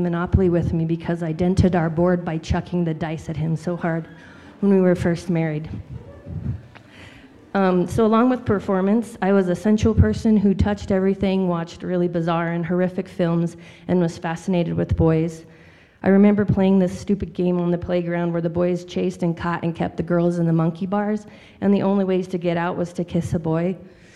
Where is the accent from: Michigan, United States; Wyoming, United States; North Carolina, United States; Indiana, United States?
Wyoming, United States; Powell; I grew up in Wyoming in the Powell area